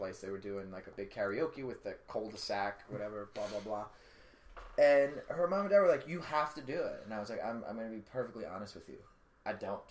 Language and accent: English; New York, United States; accent: New York; My New York accent?